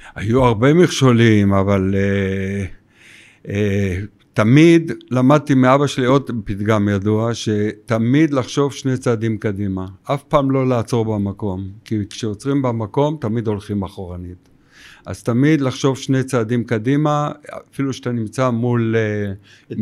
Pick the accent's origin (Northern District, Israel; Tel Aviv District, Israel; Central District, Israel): Tel Aviv District, Israel; Tel Aviv; גדלתי בתל אביב, ותל אביב זה המקור